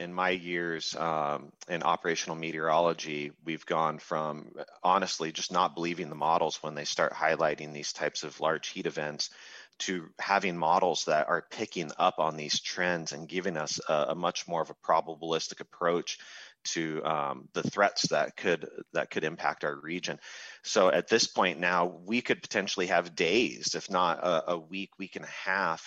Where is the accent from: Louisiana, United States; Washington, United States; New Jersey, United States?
Washington, United States; Seattle area; moved away; being a kid of the Northwest, I grew up in the Seattle area